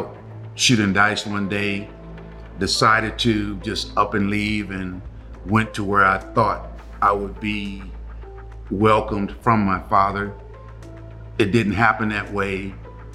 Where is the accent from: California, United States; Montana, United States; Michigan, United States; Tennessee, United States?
California, United States; Los Angeles; I'm from Los Angeles, California. My childhood was low income, Imperial Courts housing projects